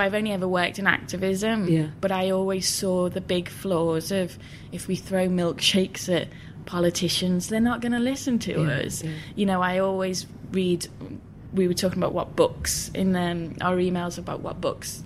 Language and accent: English; Liverpool, North West England, United Kingdom; I grew up in West Everton in Liverpool in the 80s